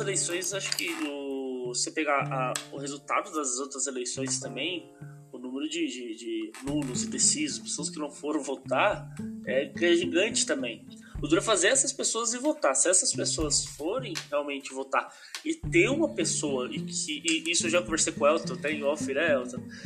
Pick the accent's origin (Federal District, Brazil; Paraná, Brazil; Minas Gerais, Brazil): Minas Gerais, Brazil; Extrema; eu sou de Extrema, sul de Minas Gerais